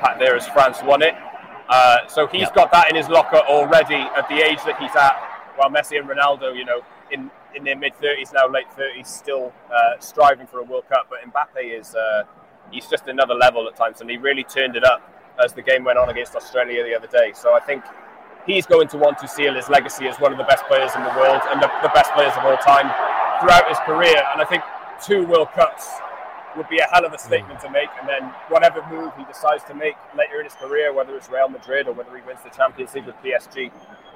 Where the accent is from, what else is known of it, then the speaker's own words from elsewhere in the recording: Wales, United Kingdom; as a Welshman